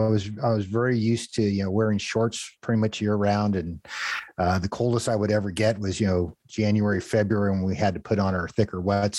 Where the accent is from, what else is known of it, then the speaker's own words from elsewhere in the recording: San Diego, California, United States; moved away as an adult; I'm originally from San Diego, California. I grew up, did a lot of surfing, used to make surfboards